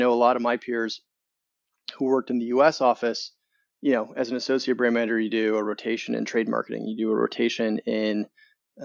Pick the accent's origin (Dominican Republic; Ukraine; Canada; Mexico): Canada; accent: Canadian; moved away as an adult; now in Chicago, United States; Originally from Canada. And then came to the US a number of years ago